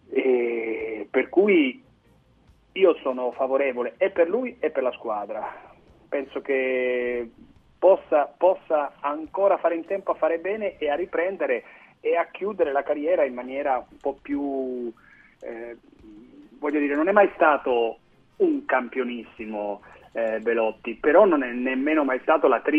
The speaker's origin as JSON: {"language": "Italian", "town": "Turin", "region": "Piedmont", "country": "Italy", "said": "lo dico da torinese"}